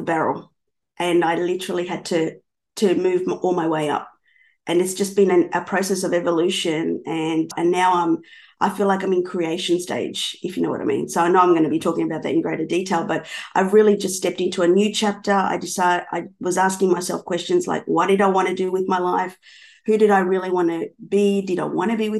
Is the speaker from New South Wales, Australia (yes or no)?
no; Melbourne, Victoria, Australia; also born or lived in Buenos Aires, Argentina; I'm from Melbourne, Australia